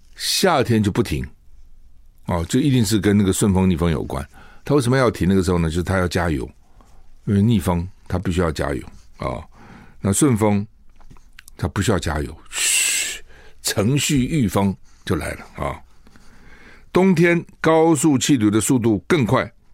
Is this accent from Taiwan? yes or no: yes; Taiwan; 我们台湾人